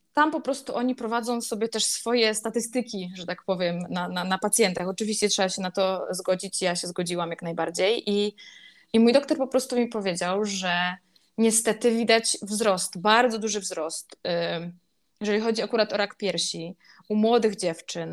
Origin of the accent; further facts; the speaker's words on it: Silesian Voivodeship, Poland; moved away as an adult; also born or lived in Kraków; Pochodzę z mniejszej miejscowości na Śląsku, nie jakiejś super wsi, ale też nie jakiegoś super dużego miasta. I w tym moim miasteczku, gdzie wszyscy się znają